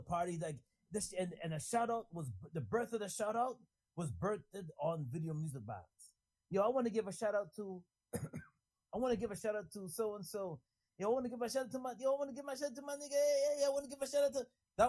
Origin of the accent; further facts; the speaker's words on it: New York City, New York, United States; You know, growing up in New York City